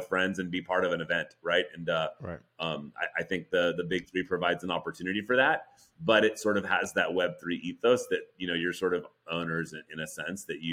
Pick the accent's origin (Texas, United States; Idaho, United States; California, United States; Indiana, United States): California, United States; Oakland; I was born in Oakland, so I grew up, you know, Warriors fan